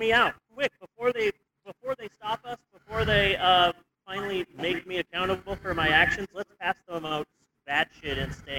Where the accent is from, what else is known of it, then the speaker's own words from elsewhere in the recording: United States; Technically, I am American, so that's one plus.